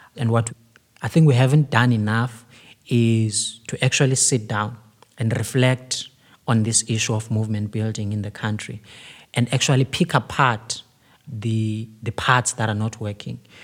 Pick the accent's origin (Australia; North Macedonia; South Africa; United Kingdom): South Africa; Cape Town, Western Cape; I come from Kailicha